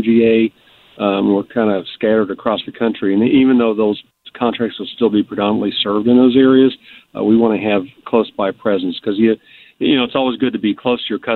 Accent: St. Louis, Missouri, United States; I am from the St. Louis area

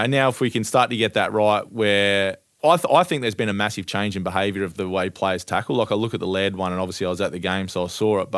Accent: Ardrossan, South Australia, Australia; my hometown of Ardrossan on the Eyre Peninsula in South Australia

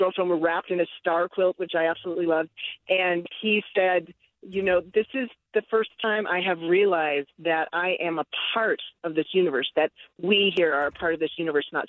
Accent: Ogden, Utah, United States; I grew up in Ogden, and I could see the Milky Way growing up here

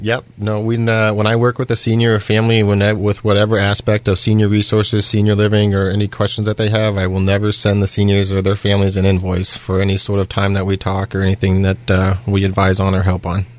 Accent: Iowa, United States; moved away as an adult; also born or lived in Pittsburgh, Pennsylvania; now in South Fayette Township, United States; originally, I was born and raised in Iowa

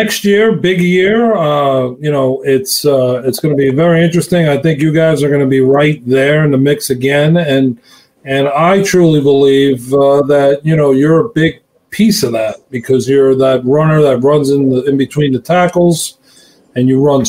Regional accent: Long Island, New York, United States; here in Long Island, where I'm from.

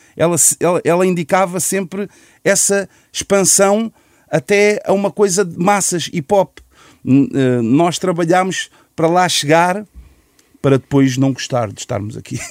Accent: Lisbon, Portugal; Eu, eu pessoalmente só saí de Chelas

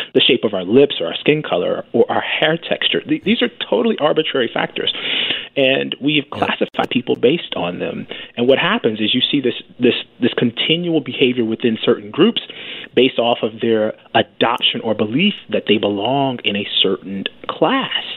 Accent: Alabama, United States; I was born in Alabama, so I originated in Alabama.

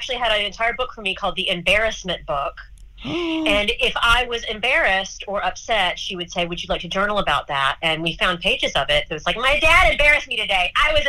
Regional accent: Charlotte, North Carolina, United States; moved away; so I'm from Charlotte, outside of Charlotte.

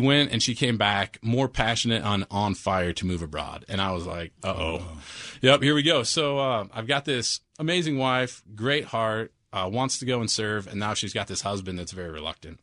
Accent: Washington, United States; I grew up in Washington State

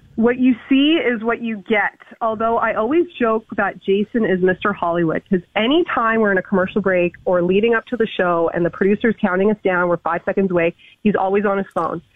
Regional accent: Toronto, Ontario, Canada; I was born and raised in Toronto

